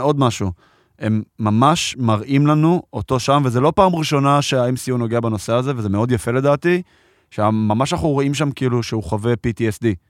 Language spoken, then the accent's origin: Hebrew; Israel; גדלתי פה ב- בישראל